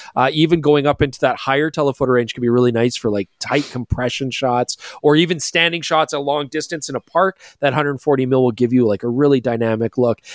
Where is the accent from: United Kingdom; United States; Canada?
Canada; we're Canadian